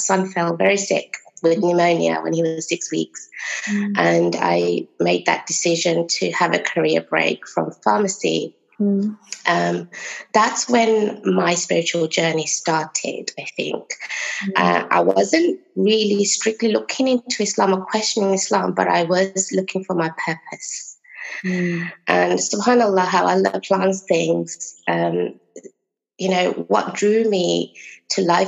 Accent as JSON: {"language": "English", "country": "United Kingdom", "said": "Originally, my parents are from Bangladesh, so I'm British Bengali"}